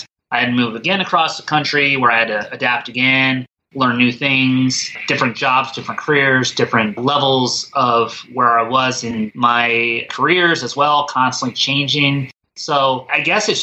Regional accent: East Coast, United States; moved away; also born or lived in Colorado / Midwest; growing up in the East Coast, then living in the Midwest a little bit, and then living on the West Coast

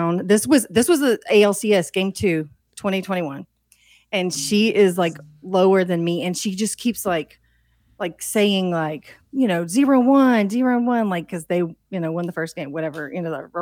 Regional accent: Texas, United States; I am from Texas

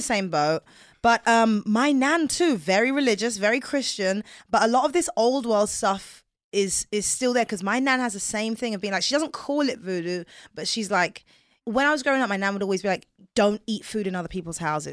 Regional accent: England, United Kingdom; accent: English; moved away; growing up in England

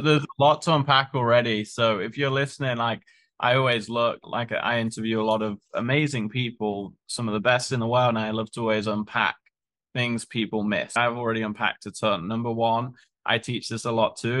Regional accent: United Kingdom; moved away; we're both British.

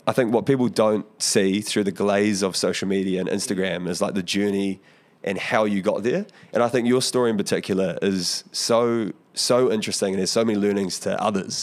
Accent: Porirua, Wellington, New Zealand; growing up in Porirua

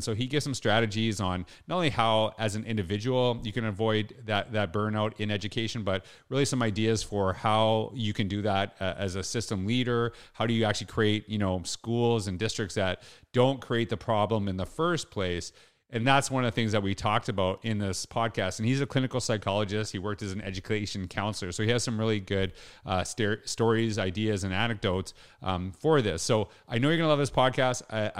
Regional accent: Canada; you know what? I'm from Canada. So I'll tell you straight up. Usually we know, Canadians know US geography better than the other way around.

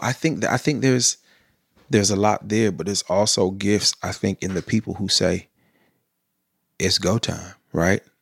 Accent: Sacramento, California, United States; I grew up in South Sac

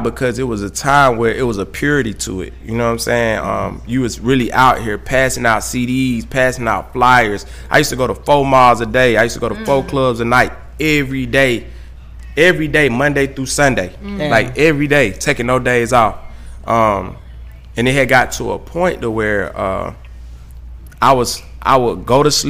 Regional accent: Atlanta, Georgia, United States; I'm from the streets of Atlanta

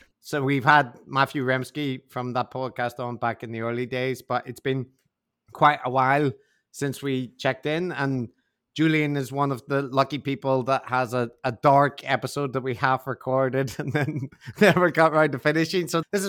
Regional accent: Northern Ireland, United Kingdom; accent: Northern Irish; I used to have a Northern Irish accent, but it's kind of created very hard for people to detect

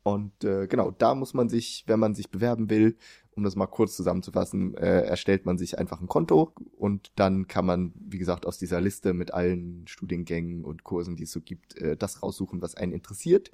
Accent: Germany; moved away; also born or lived in Sweden; ich eben als Deutscher

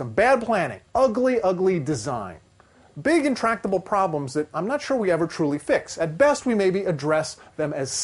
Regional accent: Ohio, United States; moved away as an adult; now in Florida, United States; I grew up in Ohio, and I came down here to Florida about 20 years ago

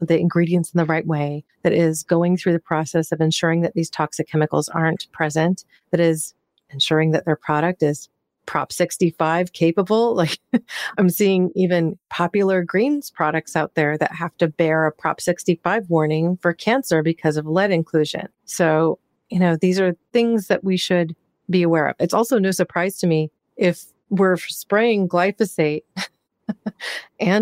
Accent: Pacific Northwest, United States; I'm from the Pacific Northwest. I grew up there

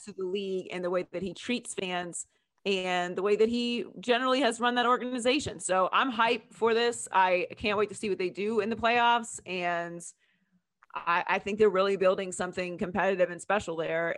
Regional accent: Pittsburgh, Pennsylvania, United States; I was born and raised in Pittsburgh, Pennsylvania

